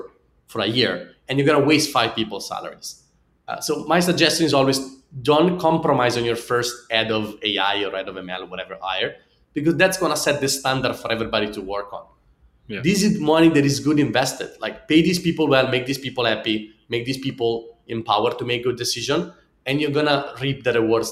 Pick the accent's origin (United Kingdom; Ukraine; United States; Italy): Italy; accent: Italian; English is a second language; my funny Italian accent